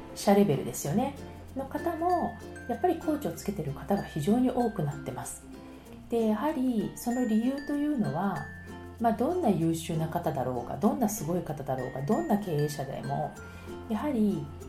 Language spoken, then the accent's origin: Japanese; Tokyo, Japan; moved away as an adult; also born or lived in France; now in Paris, France; 東京出身